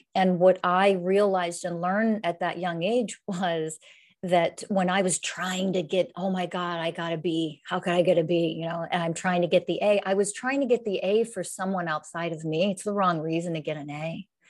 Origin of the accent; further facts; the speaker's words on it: Pennsylvania, United States; moved away as an adult; now in San Diego, United States; I'm, I'm originally from the United States, um, Pennsylvania originally. I live in San Diego, California